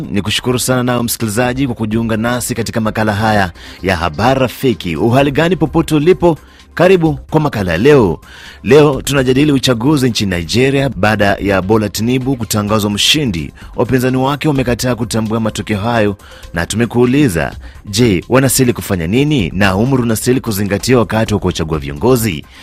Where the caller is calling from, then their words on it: Moba, Tanganyika, DR Congo; Napiga simu natokea maeneo ya Mtambala Sindano Aveni Kabuteke Moba DRC.